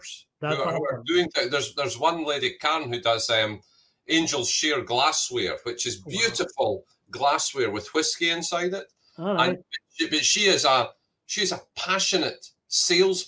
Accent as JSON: {"language": "English", "region": "Scotland", "country": "United Kingdom", "moved": "yes", "said": "I'm Scottish"}